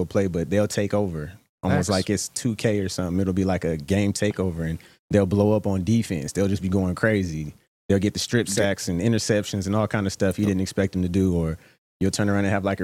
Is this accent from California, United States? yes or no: yes; Oakland, California, United States; I'm from East Oakland